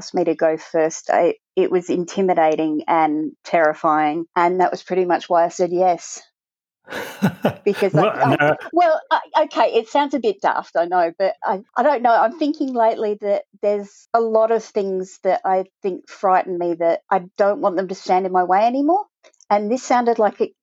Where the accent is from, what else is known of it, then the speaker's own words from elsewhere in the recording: Australia; also born or lived in Cambridgeshire, United Kingdom; We came out to Australia when I was 3